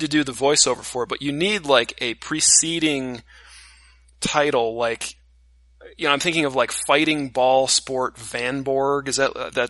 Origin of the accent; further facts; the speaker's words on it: California, United States; We're all from California.